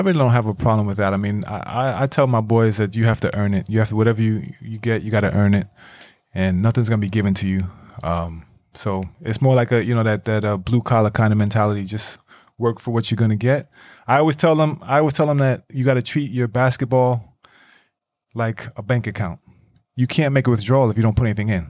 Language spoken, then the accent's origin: English; New York City, New York, United States; moved away as an adult; now in Iceland; growing up in New York